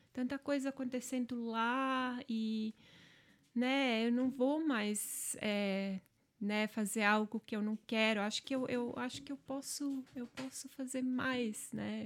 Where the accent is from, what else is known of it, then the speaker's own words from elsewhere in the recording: Angelina, Santa Catarina, Brazil; accent: German accent in Portuguese; first language German dialect; Portuguese is a second language; now in Ireland; Minha origem é alemã e lá onde eu nasci, a comunidade em si, todos eram dessa origem.